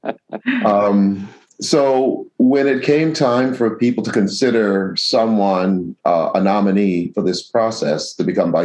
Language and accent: English; New York City, New York, United States; also born or lived in Astoria, Queens; The church that I grew up in the South Bronx